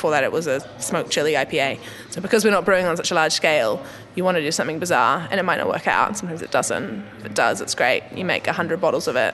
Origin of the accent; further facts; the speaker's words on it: New Zealand; moved away; also born or lived in Wellington, New Zealand; I'm from New Zealand, and so I lived in Wellington